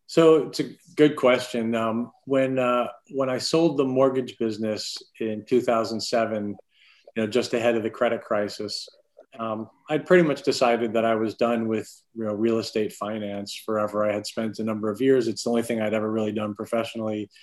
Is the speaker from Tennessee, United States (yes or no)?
no; Clearwater, Florida, United States; I grew up in Florida, primarily Clearwater, Florida.